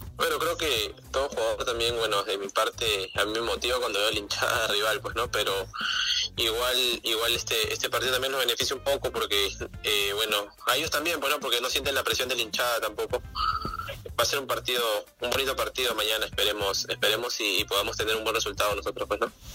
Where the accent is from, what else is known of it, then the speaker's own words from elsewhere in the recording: Pucusana, Lima, Peru; yo soy de Pusana.